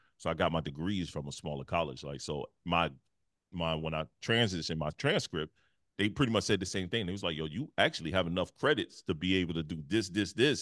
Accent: Detroit, Michigan, United States; moved away; also born or lived in South Carolina; I moved from the Midwest. I'm from Detroit. And move all the way to the South Carolina.

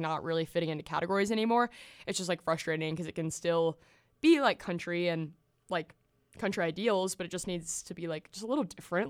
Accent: the South, United States; I grew up in the South

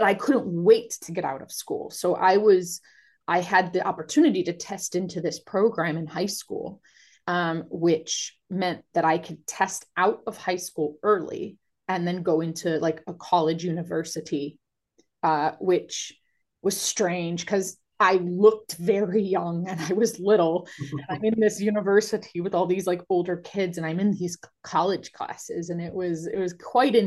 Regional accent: Cleveland, Ohio, United States; moved away as an adult; now in United Kingdom; I'm originally from Cleveland, Ohio, so American

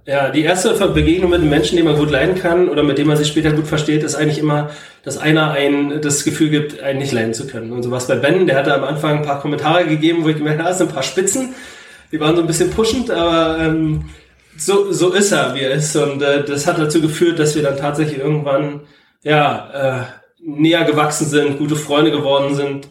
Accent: Zeuthen, Brandenburg, Germany; also born or lived in Berlin; Ich bin in Zeugen zur Schule gegangen

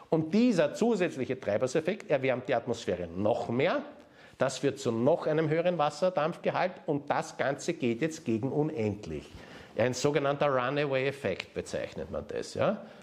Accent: Austria; das lernt man in der Mathematik in der Oberstufe bei uns in Österreich

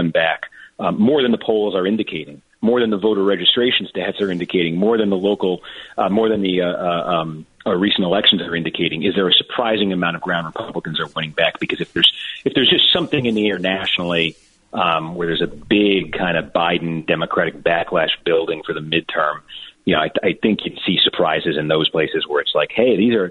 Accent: Massachusetts, United States; now in New Jersey, United States; I'm from Massachusetts

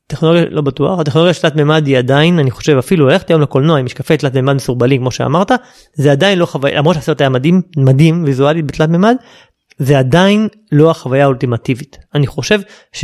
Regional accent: Israel; אנחנו כישראלים

